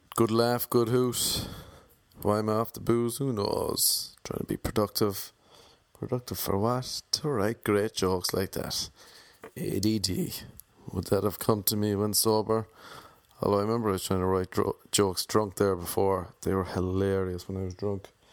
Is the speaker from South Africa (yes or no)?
no; Ireland; accent: Irish; moved away as an adult; now in Los Angeles, United States; Back home in Ireland